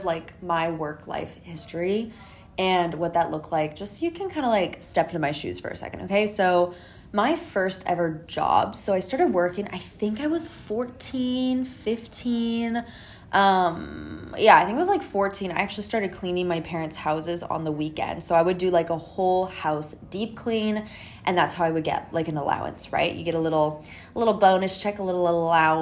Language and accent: English; Canada; I'm from Canada